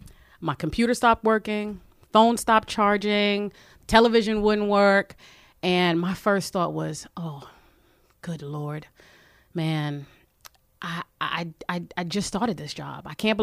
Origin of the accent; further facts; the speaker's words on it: New York City, New York, United States; I grew up in Crown Heights and now I live in East Flatbush. I'm in that two fair zone.